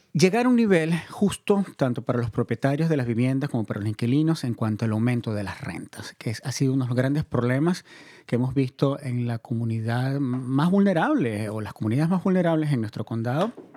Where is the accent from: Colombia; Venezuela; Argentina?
Venezuela; moved away; Venezuela, de donde yo soy originario